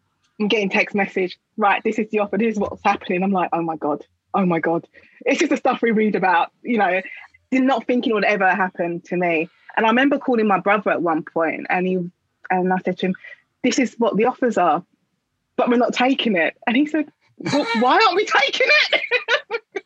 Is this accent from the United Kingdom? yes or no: yes; London, United Kingdom; I live in London and I grew up in London